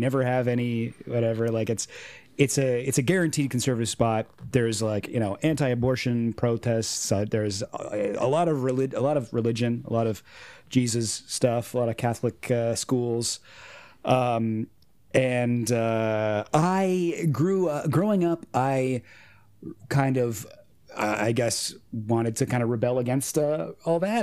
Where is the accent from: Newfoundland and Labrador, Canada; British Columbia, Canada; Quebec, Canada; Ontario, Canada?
Ontario, Canada; Orangeville; I grew up in a, a small town, Orangeville, Ontario